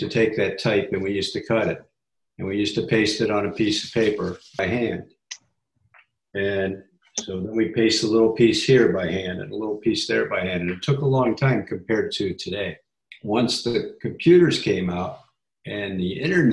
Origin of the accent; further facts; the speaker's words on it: Chicago, Illinois, United States; I was born in Chicago, almost downtown, at what is now Northwestern